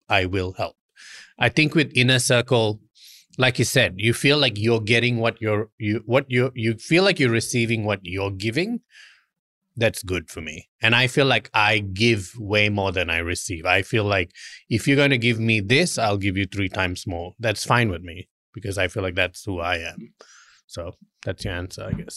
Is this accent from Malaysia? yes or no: yes; Malaysia; moved away; We always used to laugh growing up in Malaysia